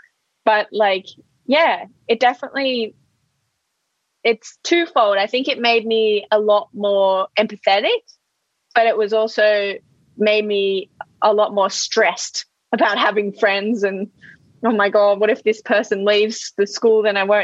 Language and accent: English; Sydney, New South Wales, Australia; also born or lived in Melbourne / London; Well, I was born in Sydney. I started school in Melbourne. And then I went to London. I lived in London until I was 13, 14, came back to Sydney and then finished schoo